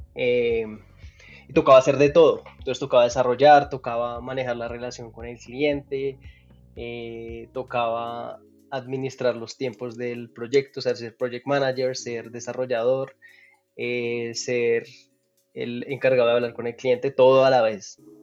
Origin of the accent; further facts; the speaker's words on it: Pereira, Risaralda, Colombia; also born or lived in Dallas, United States; now in Bogotá, Colombia; Yo nací en Pereira, acá en Colombia, una ciudad no muy, no muy grande, una ciudad mediana